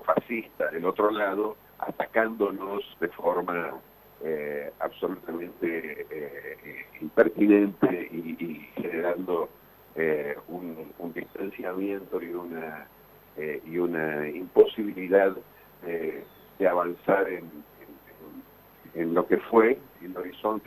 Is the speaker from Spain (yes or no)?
no; Argentina; Nosotros como argentinos